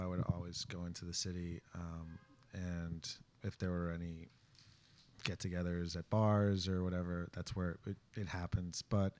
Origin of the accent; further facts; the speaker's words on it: New York City, New York, United States; also born or lived in Bushwick, Brooklyn; I was born and raised in Williamsburg until I was 15, and then my family and I moved to Bushwick because our building was bought by the Hasidic Jewish community that lives like right over there.